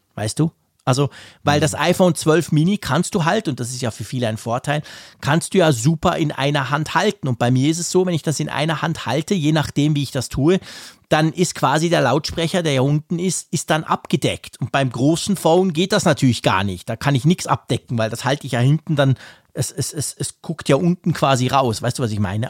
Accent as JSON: {"language": "German", "country": "Switzerland", "accent": "Swiss German", "said": "Ich bin ja gefälligst ein Schweizer, der Schweizerdeutsch spricht"}